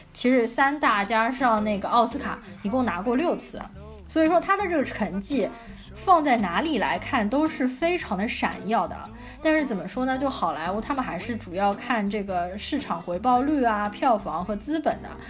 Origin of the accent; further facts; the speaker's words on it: China; 我们中国人